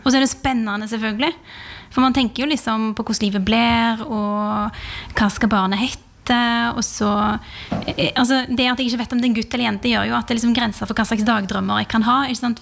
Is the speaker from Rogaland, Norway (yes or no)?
yes; Rogaland, Norway; moved away; fra heimfylket mitt